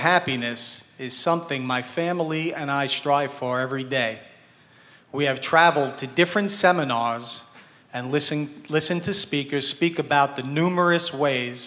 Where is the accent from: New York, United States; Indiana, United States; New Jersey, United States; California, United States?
New Jersey, United States; we're from New Jersey.